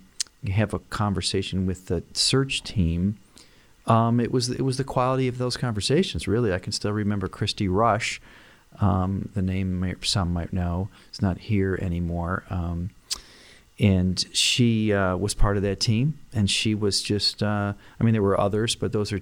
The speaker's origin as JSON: {"language": "English", "town": "Rochester", "region": "New York", "country": "United States", "tie": "born or raised there", "also_born_or_lived": "Dallas, Texas", "moved": "as an adult", "said": "I grew up in Rochester in West Irondequoit, not in Penfield"}